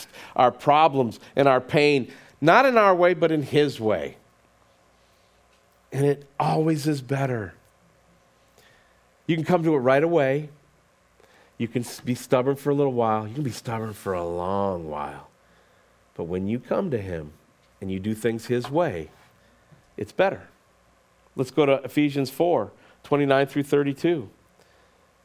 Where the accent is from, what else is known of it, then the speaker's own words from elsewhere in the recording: United States; as American Christians in 2022